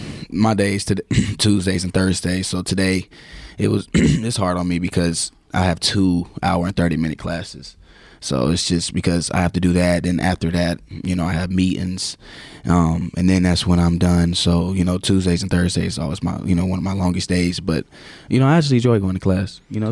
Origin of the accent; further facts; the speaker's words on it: South Carolina, United States; Yeah, it sucks. It's actually bad because I believe we should have a team. You know, we should have a NFL or NBA team in South Carolina, and we don't.